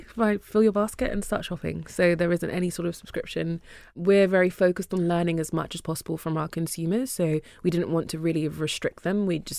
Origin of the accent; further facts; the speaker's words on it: Nigeria; now in United Kingdom; And of course, African, I'm Nigerian, so it was very helpful to start with something that you know.